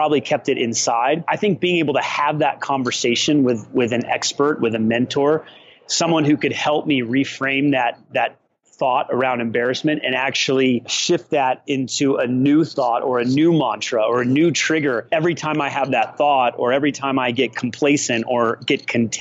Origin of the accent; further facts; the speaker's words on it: Peoria, Illinois, United States; I was born in Peoria, Illinois